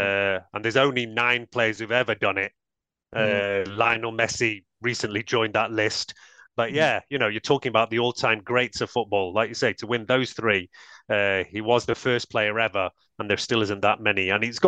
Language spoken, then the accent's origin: English; Manchester area, North West England, United Kingdom; growing up in the Manchester area